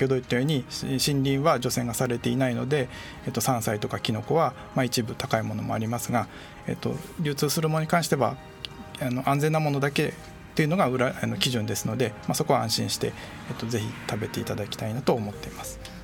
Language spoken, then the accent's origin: Japanese; Iwaki, Fukushima, Japan; moved away; 私の地元の福島